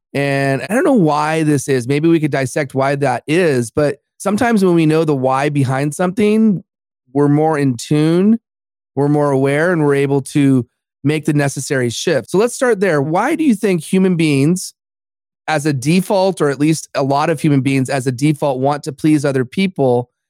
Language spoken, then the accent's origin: English; Los Angeles, California, United States; my hometown of Los Angeles